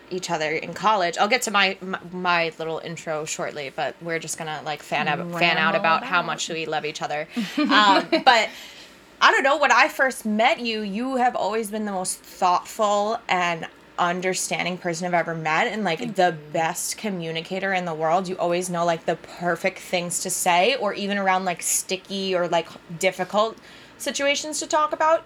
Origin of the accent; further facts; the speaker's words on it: Long Island, New York, United States; moved away as an adult; also born or lived in Amherst, Massachusetts; I am originally from Long Island, New York